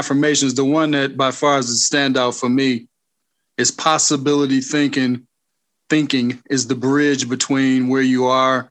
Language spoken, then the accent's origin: English; Auburn Hills, Michigan, United States; Michigan. Auburn Hill.